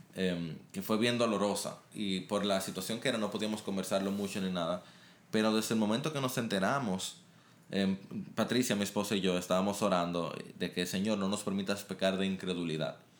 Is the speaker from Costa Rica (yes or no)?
no; Dominican Republic; hay mucho racismo y, y toda una historia complicada en nuestro país con Haití